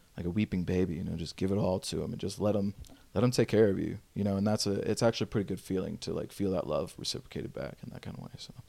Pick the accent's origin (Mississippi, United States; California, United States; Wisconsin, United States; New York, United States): Mississippi, United States; Pass Christian; now in Los Angeles, United States; I actually grew up in a really, really small town, um, in Paso Christian, Mississippi.